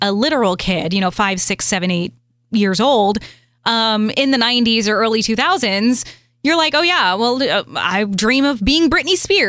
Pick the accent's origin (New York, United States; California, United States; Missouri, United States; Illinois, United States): Missouri, United States; St. Louis; moved away as an adult; also born or lived in Los Angeles / Miami; in my hometown of St. Louis